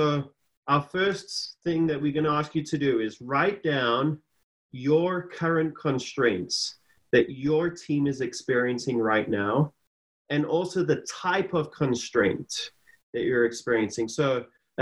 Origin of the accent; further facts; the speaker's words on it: South Africa; moved away; I'm from a different country. I'm originally from South Africa, been here for a while now